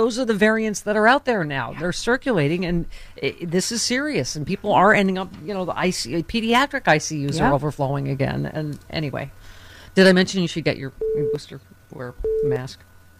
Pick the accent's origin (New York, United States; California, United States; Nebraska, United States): New York, United States; Buffalo; moved away; my hometown, Buffalo